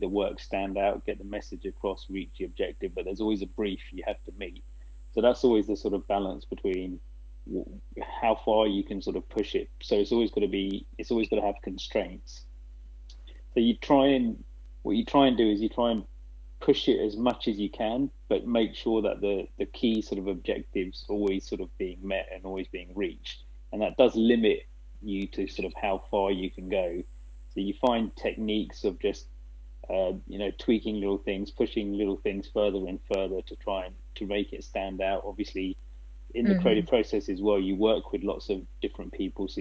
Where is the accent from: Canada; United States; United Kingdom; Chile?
United Kingdom; England; now in Asia; coming from an Asian background as well, growing up in England